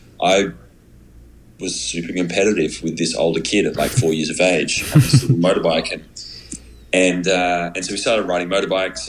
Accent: Australia; now in United States; I'm an Australian living in America

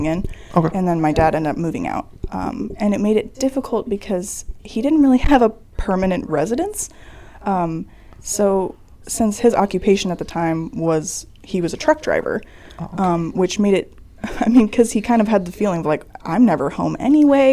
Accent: Roseville, Illinois, United States; I am from Roseville, Illinois. Nowhere near Chicago

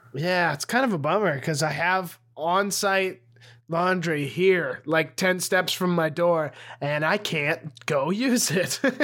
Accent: Montana, United States; now in Austin, United States; I left Montana

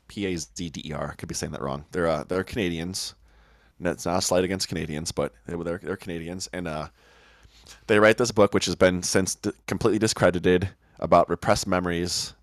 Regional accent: Oak Park, Illinois, United States; also born or lived in Chicago; I grew up in Oak Park, just next to Chicago.

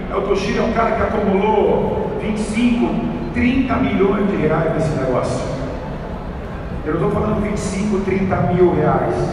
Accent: São Paulo, Brazil; eu sou do Lausanne, cara. Eu saí do extremo norte de São Paulo. Eu saí do Lausanne.

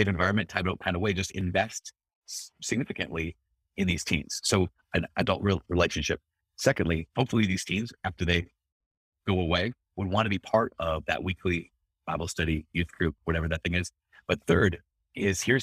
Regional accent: Brainerd, Minnesota, United States; my hometown is Brainerd, Minnesota

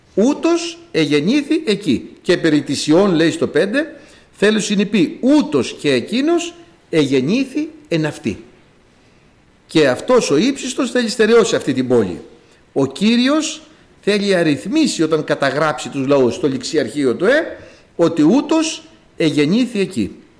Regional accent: Greece; Είμαστε Έλληνες ως προς το γένος το σαρκικό, το γήινο

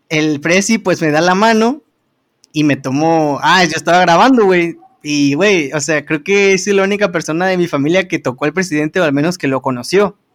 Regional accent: Mexico

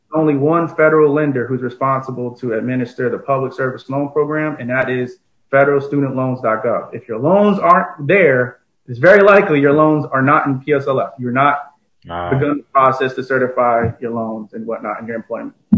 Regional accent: East Orange, New Jersey, United States; moved away as an adult; also born or lived in Newark, New Jersey / Plainfield, New Jersey; now in Washington DC, United States; I'm from Newark, New Jersey, raised in East Orange for much of my life, and then I moved out to the Plainfield area where I spent my teenage years

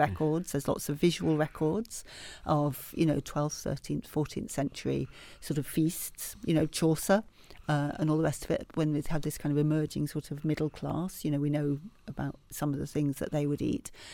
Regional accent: Leeds, Yorkshire and the Humber, United Kingdom; I grew up in Leeds in Yorkshire

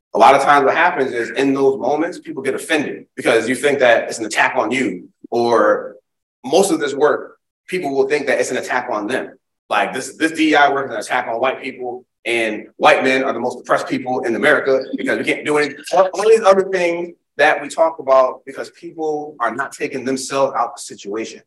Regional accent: Springfield, Massachusetts, United States; now in Charlotte, United States; I'm from Springfield, Massachusetts. I live in Charlotte. I'm a transplant, but now I live in Charlotte, North Carolina. But I'm from Springfield, Massachusetts.

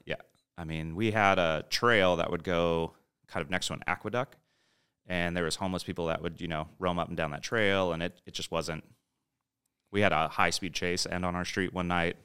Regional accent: San Diego, California, United States; moved away as an adult; also born or lived in Los Angeles / Orange County; now in Austin, United States; growing up in San Diego

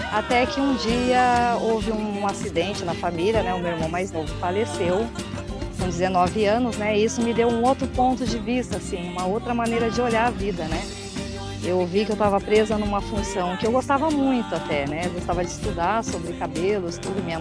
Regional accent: São Paulo, Brazil; born there; E, e era na Zona Norte de São Paulo, né? Que eu nasci em São Paulo.

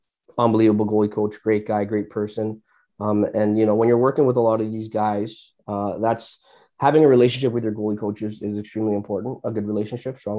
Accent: Brampton, Ontario, Canada; growing up, I'm from Brampton, growing up in Brampton

